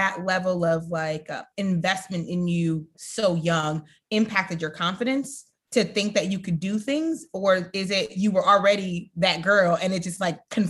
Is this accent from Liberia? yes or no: yes; Liberia; So I'm from Liberia, and I went back for the first time in 2019.